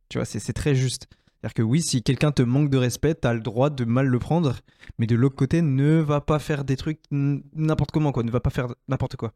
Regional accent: France; ma vie en tant que Français, etc., euh, depuis que je suis né euh, et sur plusieurs générations

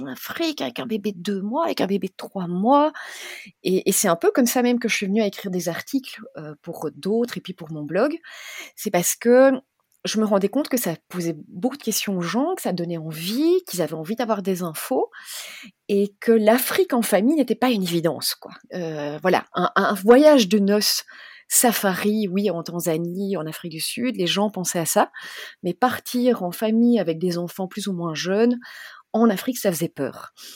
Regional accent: Belgium; moved away as an adult; also born or lived in South Africa; j'ai 43 ans, je suis belge

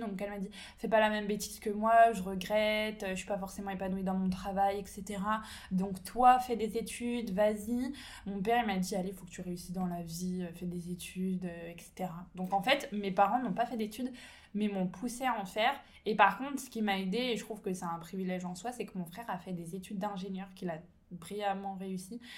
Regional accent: Ain department, 30 minutes from Lyon, Auvergne-Rhône-Alpes, France; je suis née en campagne, euh, dans le département de l'Ain, on va dire, à 30 minutes de Lyon

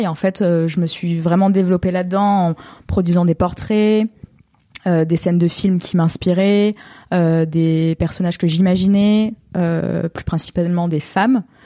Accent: Baillargues, Occitania, France; moved away as an adult; now in Marseille, France; born and raised euh, in Montpellier, plus précisément dans un petit village à côté, à 10 minutes, qui s'appelle Bayargues

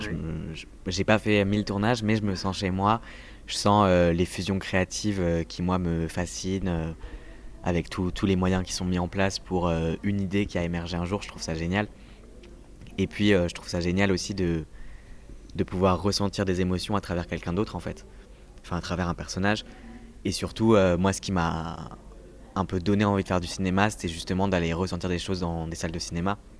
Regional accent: Toulouse, Occitania, France; also born or lived in Paris suburbs; now in Paris, France; je viens de Toulouse, je viens du sud

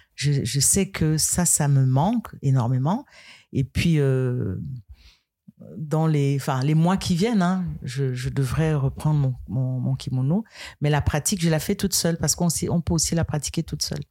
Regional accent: Tchamp, west Cameroon, Cameroon; Tchamp, c'est ma ville natale. D'accord. Voilà. Euh, c'est à l'ouest du Cameroun

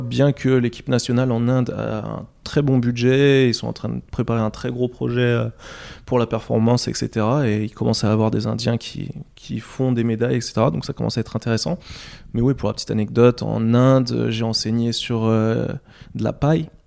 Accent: France; moved away; je suis français

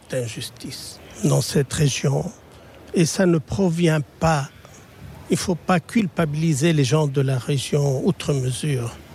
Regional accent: Lebanon; je suis libanais

